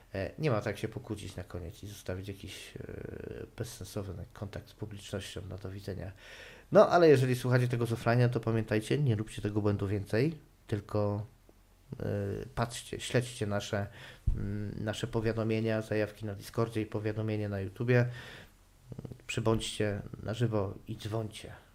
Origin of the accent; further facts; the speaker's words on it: Silesian Voivodeship, Poland; ja też nie pochodzę z najbardziej śląskiego Śląska